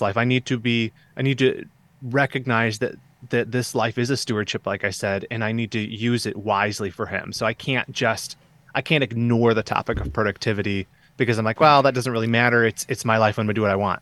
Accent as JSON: {"language": "English", "region": "Southeast Michigan", "country": "United States", "tie": "born or raised there", "moved": "as an adult", "said": "I grew up here in Southeast Michigan"}